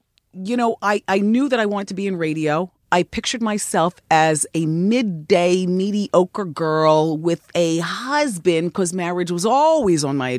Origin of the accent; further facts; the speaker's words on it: New Jersey, United States; when I was growing up, I grew up in Jersey, but the New York part of Jersey.